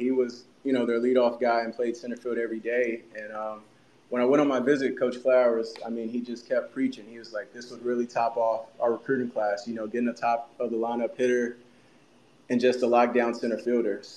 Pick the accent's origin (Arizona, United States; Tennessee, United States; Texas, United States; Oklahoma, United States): Tennessee, United States; Memphis; growing up in Memphis